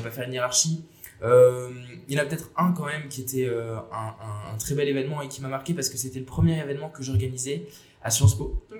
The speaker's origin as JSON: {"language": "French", "town": "Bordeaux", "region": "Nouvelle-Aquitaine", "country": "France", "also_born_or_lived": "Paris", "said": "je suis bordelais"}